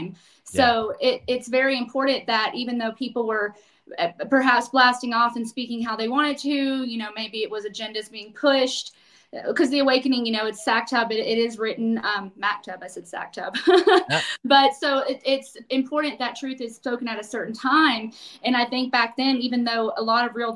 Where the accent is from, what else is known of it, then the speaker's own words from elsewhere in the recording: Nashville, Tennessee, United States; moved away; I actually was born where Scott now currently lives, Nashville, Tennessee.